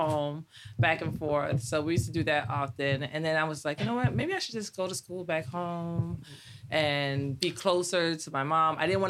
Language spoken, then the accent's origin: English; Miami, Florida, United States; moved away as an adult; also born or lived in Guadeloupe / New Jersey; now in Maryland, United States; I was born in Guadeloupe, moved to New Jersey, then to Miami, Florida, grew up in Miami. Well, Miami and New Jersey.